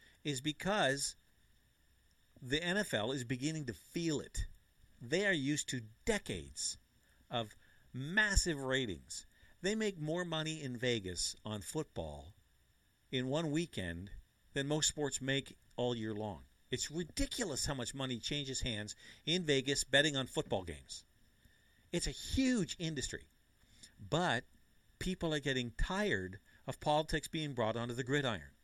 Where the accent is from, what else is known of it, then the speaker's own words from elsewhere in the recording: Canada; I'm Canadian